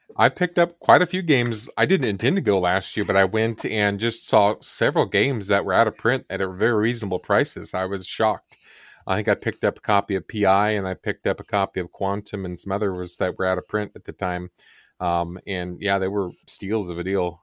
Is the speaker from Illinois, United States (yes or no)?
no; Kansas, United States; I grew up in the Kansas area